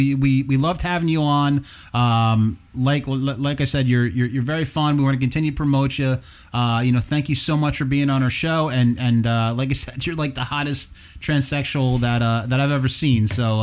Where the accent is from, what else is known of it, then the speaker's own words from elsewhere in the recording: Morris County, New Jersey, United States; I grew up in Morris County